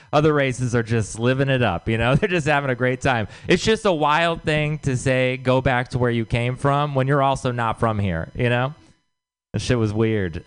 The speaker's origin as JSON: {"language": "English", "region": "Texas", "country": "United States", "moved": "yes", "said": "I'm from Texas."}